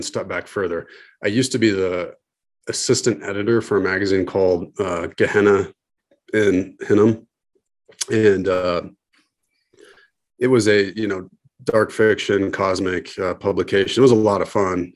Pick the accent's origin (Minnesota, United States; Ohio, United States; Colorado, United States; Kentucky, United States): Colorado, United States; Denver; I'm from Denver, Colorado